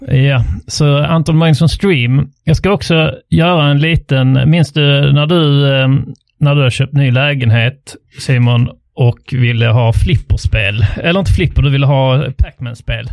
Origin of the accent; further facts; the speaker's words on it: Trelleborg, Skåne, Sweden; jag kom då från Trelleborg som är då eh, ar arbetarstaden